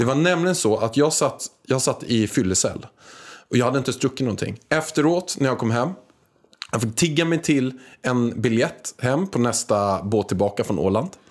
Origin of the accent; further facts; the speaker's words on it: Stockholm, Stockholm County, Sweden; jag var från Stockholm